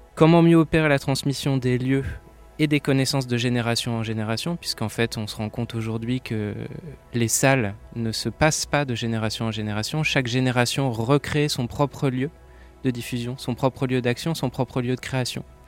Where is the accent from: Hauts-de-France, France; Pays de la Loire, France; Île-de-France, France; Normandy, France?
Pays de la Loire, France; Saint-Nazaire; je viens de Saint-Nazaire, donc j'ai grandi avec cette culture de l'éducation populaire